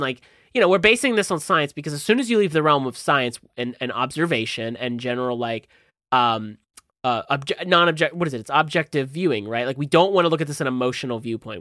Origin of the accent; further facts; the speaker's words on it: New Jersey, United States; I'm from Jersey